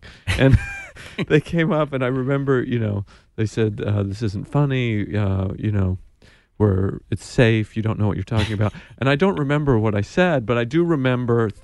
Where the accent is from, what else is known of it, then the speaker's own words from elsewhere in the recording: Idaho, United States; moved away; I'm a kid from Idaho